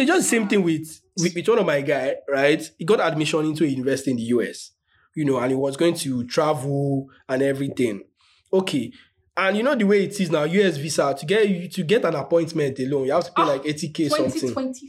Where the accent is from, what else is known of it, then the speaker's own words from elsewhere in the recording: Nigeria; So it's like, I'm from Nigeria, a group of Nigerians.